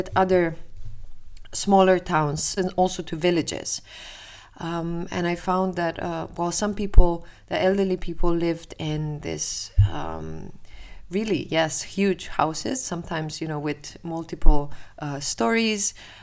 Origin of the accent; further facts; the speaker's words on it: Slovenia; moved away as an adult; now in Amsterdam, Netherlands; Originally, I'm from Slovenia.